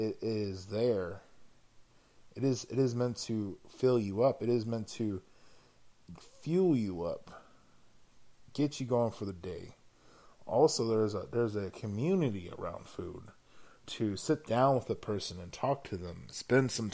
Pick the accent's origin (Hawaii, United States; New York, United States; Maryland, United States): Hawaii, United States; now in Portland, United States; I'm originally from Hawaii